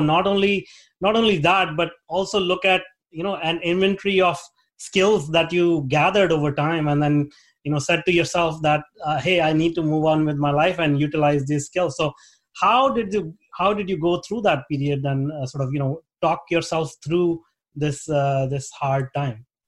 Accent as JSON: {"language": "English", "country": "India", "tie": "born or raised there", "moved": "as an adult", "lives_now": "Vancouver, Canada", "said": "I grew up in India"}